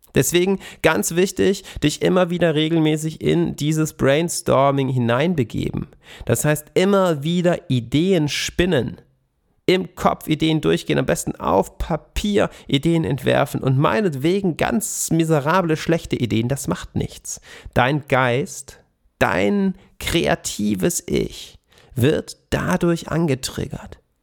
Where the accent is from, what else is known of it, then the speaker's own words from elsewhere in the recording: Swabian Jura, Baden-Württemberg, Germany; an der Schwäbischen Alb auf den Streuobstwiesen, wo ich herkomme